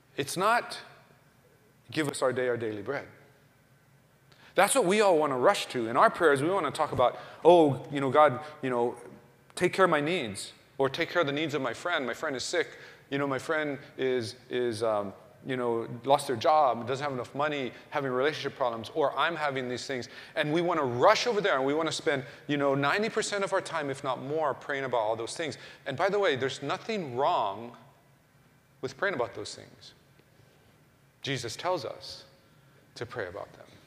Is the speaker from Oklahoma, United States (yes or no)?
yes; Oklahoma, United States; I was growing up in Oklahoma